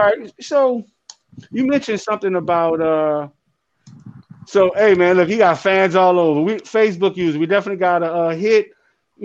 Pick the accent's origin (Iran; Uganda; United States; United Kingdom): United States; New Orleans, Louisiana; I'm from New Orleans